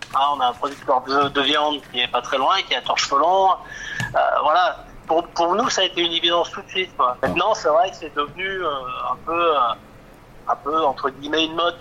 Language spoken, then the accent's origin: French; Bourgoin-Jallieu, Auvergne-Rhône-Alpes, France; now in Saint-Savin, France; Je suis natif de Bourgoin